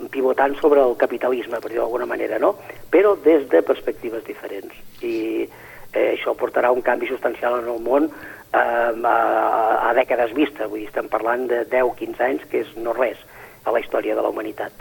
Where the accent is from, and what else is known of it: Catalonia, Spain